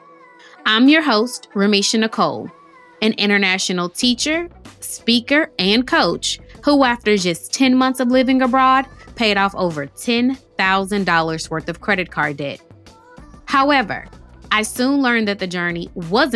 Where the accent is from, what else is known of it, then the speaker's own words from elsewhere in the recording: Houston, Texas, United States; I'm from Houston, Texas, and we say, y'all, which means you all.